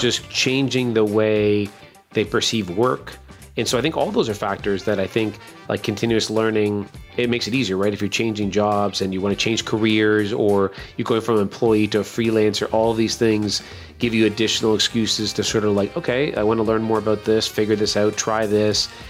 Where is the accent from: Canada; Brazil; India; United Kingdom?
Canada; now in Baltimore, United States; I'm a Canadian